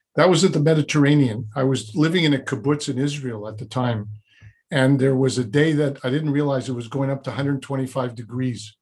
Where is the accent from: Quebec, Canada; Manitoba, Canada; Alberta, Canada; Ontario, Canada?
Quebec, Canada; Montreal; moved away as an adult; also born or lived in Vancouver / Toronto; now in Montreal, Canada; I was born in Montreal